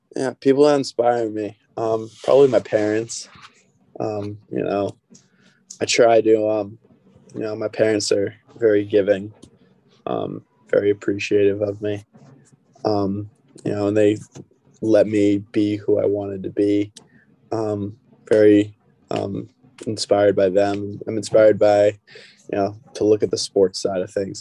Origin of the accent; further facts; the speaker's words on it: 10 minutes outside of Foxborough, Massachusetts, United States; I'm from Massachusetts. Um, you know, pretty big Pats fan, big Boston sports guy. Um, you know, I just I grew up in the area, um, 10 minutes outside of Foxborough